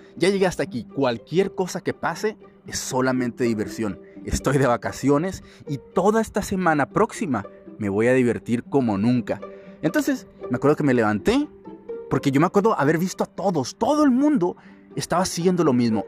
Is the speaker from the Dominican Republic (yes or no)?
no; Mexico; soy de México